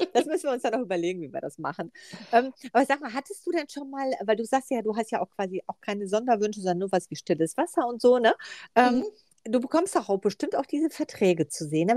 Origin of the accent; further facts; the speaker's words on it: Ahlen, North Rhine-Westphalia, Germany; ich komme ja aus Ahlen.